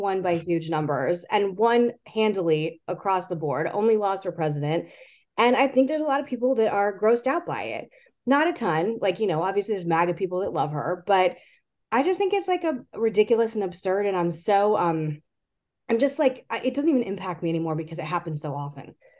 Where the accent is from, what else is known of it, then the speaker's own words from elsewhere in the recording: Arizona, United States; my home state